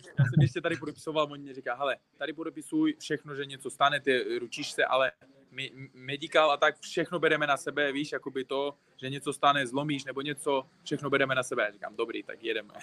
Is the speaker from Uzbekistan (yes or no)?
yes; Uzbekistan; Czech is a second language; also born or lived in Tajikistan; now in Czech Republic; já jsem narodil se v Tadžikistánu, ale z třech let bydlím v Uzbekistánu. Ale říkám, se Uzbek, ale český Uzbek už